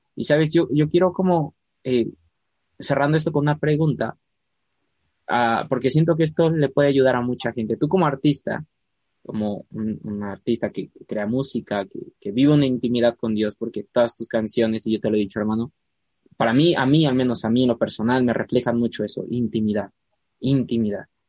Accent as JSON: {"language": "Spanish", "region": "Puebla", "country": "Mexico", "said": "Puebla, de donde yo soy"}